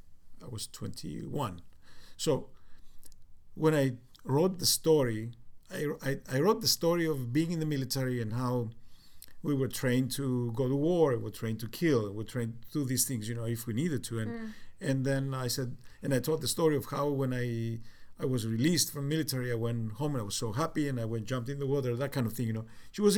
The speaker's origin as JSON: {"language": "English", "country": "Cyprus", "also_born_or_lived": "United Kingdom", "accent": "Cypriot", "said": "So within the next 3 months, you know, I kind of lost a lot of my British accent. My Cypriot accent is still in the background, but my English accent I kind"}